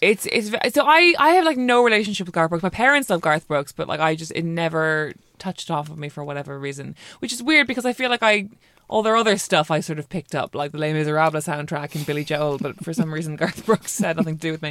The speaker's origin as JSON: {"language": "English", "country": "Ireland", "moved": "as an adult", "lives_now": "London, United Kingdom"}